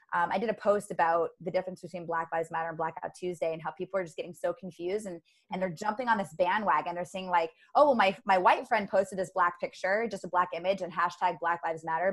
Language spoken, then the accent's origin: English; United States; i was born in america so i'm an american